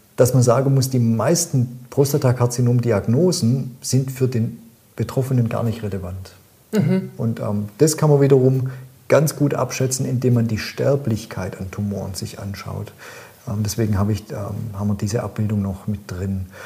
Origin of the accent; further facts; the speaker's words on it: Swabia, Germany; accent: Swabian; ich bin ja Schwabe, wie man mir un, äh, gut, gut anmerkt